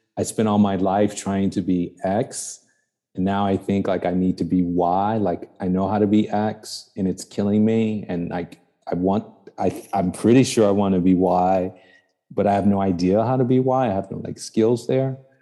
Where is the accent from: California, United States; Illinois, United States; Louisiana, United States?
Illinois, United States; Chicago; also born or lived in New York; I grew up in the South Side of Chicago.